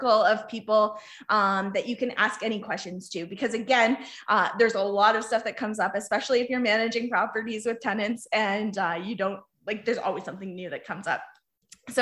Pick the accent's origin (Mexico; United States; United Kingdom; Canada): Canada; Dutton, Ontario; I'm from a small town of Dutton, Ontario